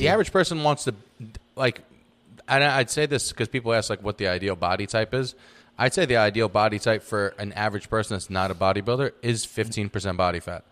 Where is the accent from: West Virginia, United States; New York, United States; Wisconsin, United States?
New York, United States; moved away; talked like I'm from New York